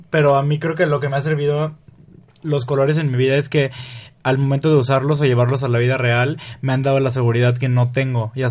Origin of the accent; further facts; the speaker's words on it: Río Verde, San Luis Potosí, Mexico; soy de Río Verde. Y de ahí me fui a estudiar a San Luis Potosí en la universidad.